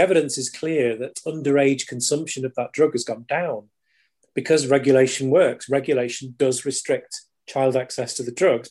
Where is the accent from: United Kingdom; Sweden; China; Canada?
United Kingdom; pride in being British